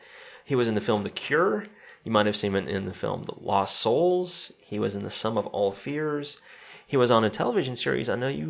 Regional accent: Spartanburg, South Carolina, United States; where I grew up in Spartanburg in South Carolina

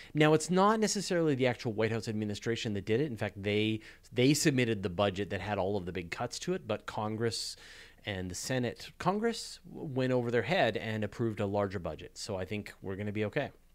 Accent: Canada; I'm a Canadian

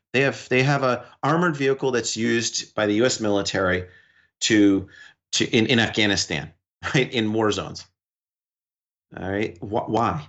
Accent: New York, United States; but working with being a New Yorker, being in this, in advocating for human rights globally

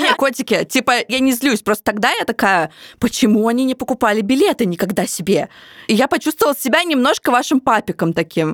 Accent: Samara, Samara Oblast, Russia; moved away; also born or lived in Moscow; моего родного города Самара

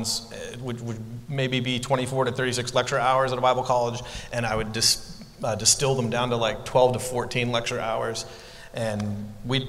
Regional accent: Ontario, Canada; moved away; also born or lived in Portland, Oregon / New York City; I'm from Canada, from Ontario

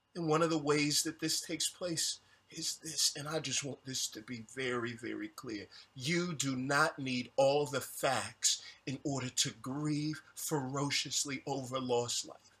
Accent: Houston, Texas, United States; I'm from Houston.

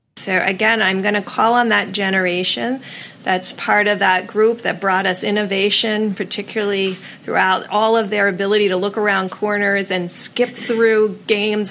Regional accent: Hawaii, United States; here in my home state

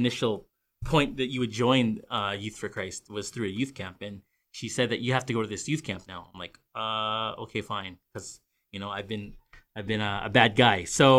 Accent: New Westminster, British Columbia, Canada; also born or lived in Burnaby; I was born and raised in Vancouver. Be more specific, I know Greater Vancouver area, everyone thinks Vancouver, they think of just Vancouver, but there's also other cities. And I was actually born and raised in New West

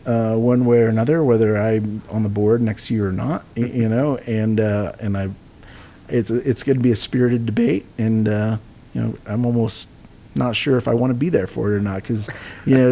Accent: San Antonio, Texas, United States; my hometown of San Antonio

